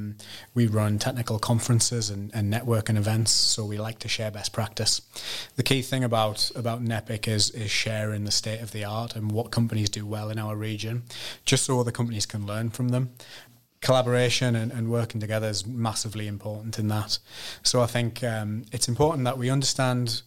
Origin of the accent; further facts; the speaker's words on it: Sunderland, North East England, United Kingdom; from Sunderland, born and bred in Sunderland